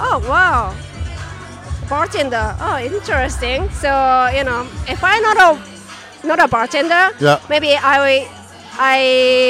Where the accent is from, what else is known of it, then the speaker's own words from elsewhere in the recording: Tokyo, Japan; English is a second language; moved away as an adult; now in New York, United States; I'm from Japan, Tokyo.